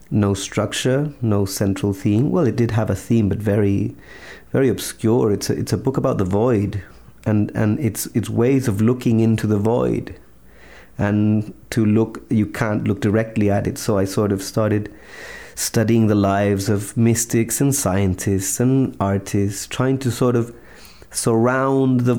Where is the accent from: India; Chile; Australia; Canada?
Chile; English is a second language; and also you know I'm from Chile. It's not like we have a personal close relationship with any U.S. president.